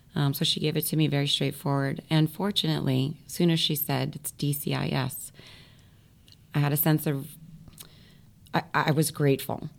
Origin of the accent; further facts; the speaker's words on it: Florida, United States; moved away as an adult; now in New York, United States; growing up in Florida, my parents were from up here, New York, Brooklyn, and New Jersey